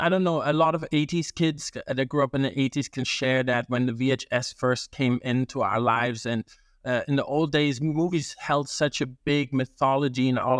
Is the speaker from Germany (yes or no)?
yes; Germany; also born or lived in Italy; You know, growing up in Germany and Italy, we didn't have, sometimes it would be delayed